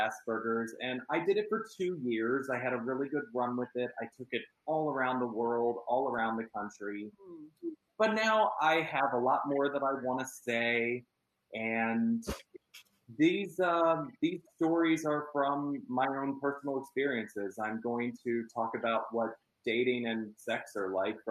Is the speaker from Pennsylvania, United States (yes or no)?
yes; Fort Washington, Pennsylvania, United States; moved away as an adult; now in Southern California, United States; I grew up in Pennsylvania, right outside of Philadelphia in a suburb called Fort Washington.